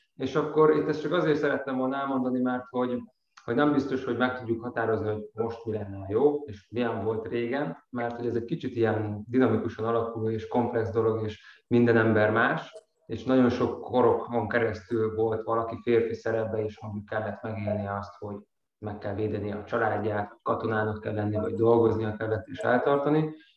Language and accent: Hungarian; Nógrád, Hungary; én is vidékről származom, Nógrád megyéből